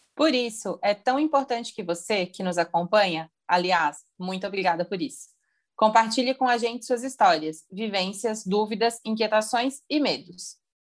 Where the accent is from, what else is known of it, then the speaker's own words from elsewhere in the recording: Rio Grande do Sul, Brazil; sou do Rio Grande do Sul